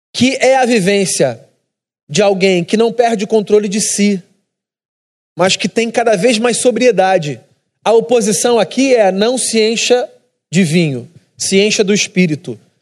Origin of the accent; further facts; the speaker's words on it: Rio de Janeiro, Brazil; como carioca